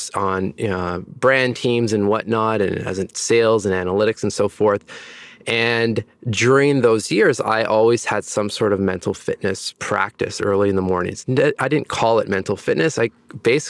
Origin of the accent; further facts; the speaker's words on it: Ontario, Canada; also born or lived in Montreal; now in Toronto, Canada; I am from Ontario, Canada. I was born in a small town in the northern part of the province